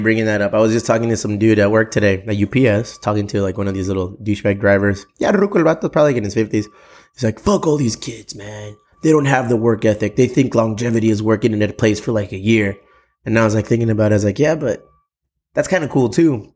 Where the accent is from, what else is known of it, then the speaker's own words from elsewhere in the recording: United States; We're, we're Mexican American dudes